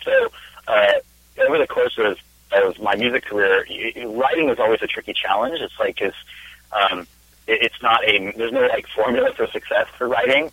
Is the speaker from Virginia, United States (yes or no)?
no; Spokane, Washington, United States; moved away as an adult; now in California, United States; I am originally from Washington State. I grew up in Spokane